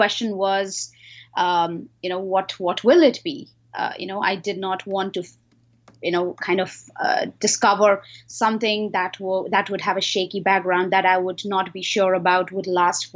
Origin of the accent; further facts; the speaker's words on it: Himalayan region of India, India; moved away as an adult; also born or lived in Singapore; So I was born in the Himalayan region of India. Ever since the age of 16, I have, been traveling and doing several things around the cities in India